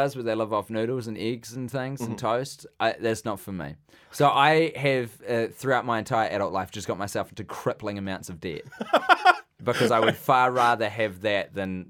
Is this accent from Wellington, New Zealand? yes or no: yes; Wellington, New Zealand; Oh, originally because I grew up in Wellington. Mm-hmm. I did all my high schooling there. My brother lived in Wellington.